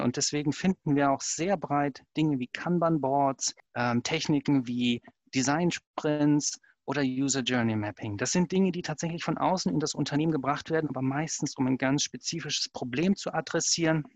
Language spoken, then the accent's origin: German; Germany; ich als Deutscher